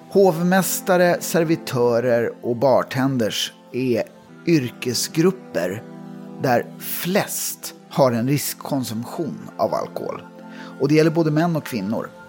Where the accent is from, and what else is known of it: Jakobsberg, Stockholm County, Sweden; born or raised there